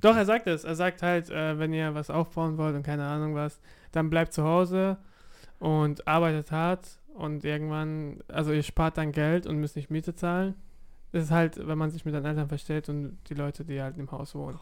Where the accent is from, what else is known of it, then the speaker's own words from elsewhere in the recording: Offenburg, Baden-Württemberg, Germany; also born or lived in Karlsruhe; ich bin in Offenburg aufgewachsen, elf Jahre dort, und dann bin ich nach Karlsruhe gezogen